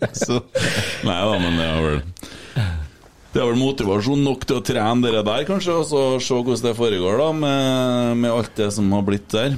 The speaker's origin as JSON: {"language": "Norwegian", "region": "Trøndelag", "country": "Norway", "said": "vi er jo trøndere"}